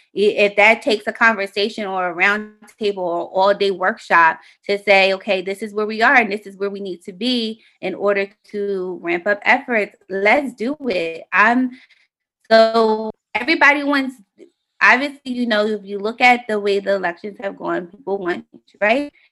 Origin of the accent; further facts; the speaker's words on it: Delaware, United States; also born or lived in Philadelphia, Pennsylvania / Middletown, Delaware; when I was ten years old, we moved to Delaware